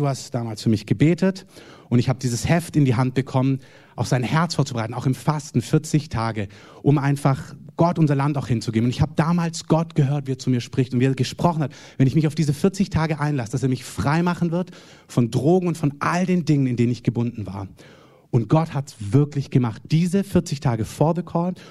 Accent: Germany; Wir sind als Deutsche

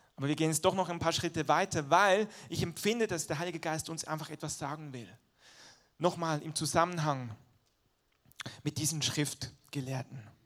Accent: Switzerland; moved away; ich bin halt in der Schweiz groß geworden, der Dialekt ist noch ein bisschen anders als Hochdeutsch

